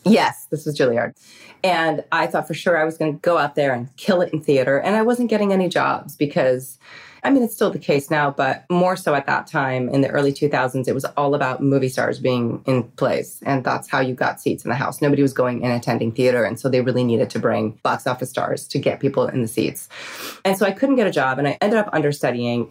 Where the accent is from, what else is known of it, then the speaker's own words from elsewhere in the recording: New York, United States; I grew up in New York